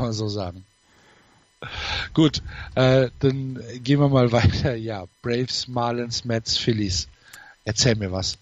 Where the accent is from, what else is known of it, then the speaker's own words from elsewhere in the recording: North Rhine-Westphalia, Germany; bei uns Informatik als Naturwissenschaft durchging